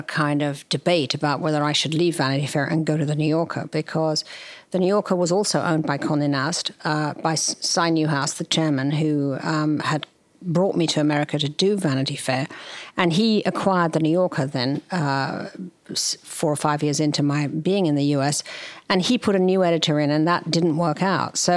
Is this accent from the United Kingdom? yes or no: yes; near Henley-on-Thames, South East England, United Kingdom; moved away as an adult; now in United States; I was raised in England. I grew up in the country near Headley-on-Thames, which is about an hour or so from London.